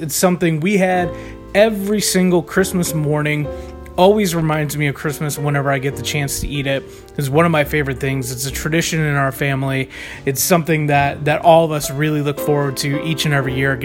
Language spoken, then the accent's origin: English; Chicago, Illinois, United States; I'm from the Chicagoland area